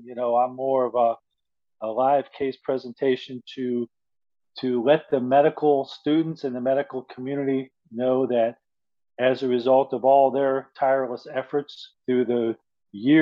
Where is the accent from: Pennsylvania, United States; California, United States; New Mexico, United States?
Pennsylvania, United States; Philadelphia; moved away; also born or lived in Middle East; I was born in Philly